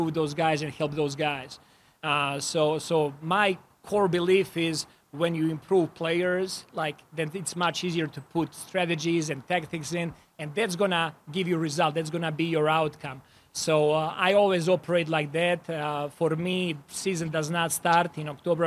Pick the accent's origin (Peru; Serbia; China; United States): Serbia; born or raised there; moved away as an adult; now in Toronto, Canada